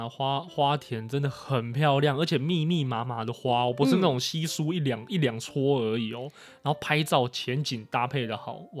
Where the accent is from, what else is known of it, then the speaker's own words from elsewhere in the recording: Taipei, Taiwan; also born or lived in Chiayi; 我是在台北长大，但其实老家在嘉义，所以每年其实过年的时候都要跟着爸妈一起回嘉义，